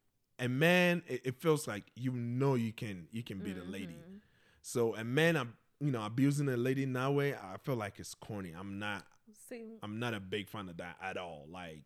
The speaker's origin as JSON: {"language": "English", "country": "Ghana", "said": "I think since I came from Ghana, literally every month, something something comes up."}